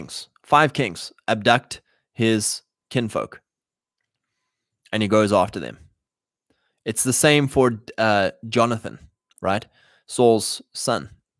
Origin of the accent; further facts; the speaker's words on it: Canada; I'm Canadian.